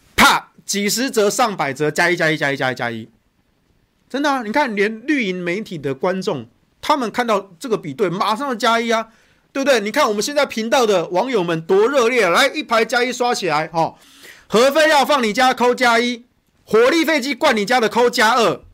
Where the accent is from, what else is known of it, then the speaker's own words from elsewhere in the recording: Taichung, Taiwan; 我家是住北屯啊